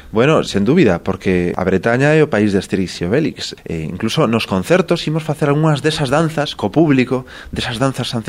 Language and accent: Galician; Galicia, Spain; Eu que veño da Galiza, que un paraíso tamén como Portugal, un paraíso que mira hacia o mar